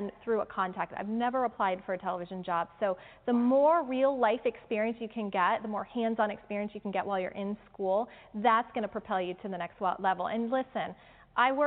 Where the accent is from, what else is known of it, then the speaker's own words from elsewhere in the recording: Orlando, Florida, United States; moved away; also born or lived in Minnesota; I grew up in Orlando in Minnesota, and she took me to all the Orlando Magic games